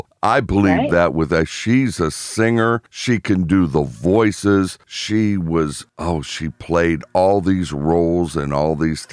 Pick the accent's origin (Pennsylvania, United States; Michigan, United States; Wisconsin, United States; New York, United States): Pennsylvania, United States; Pittsburgh; I was born in Pittsburgh